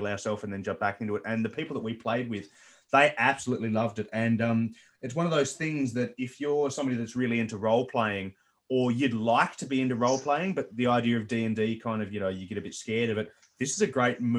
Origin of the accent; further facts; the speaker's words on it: Tasmania, Australia; we're from this other little country called Tasmania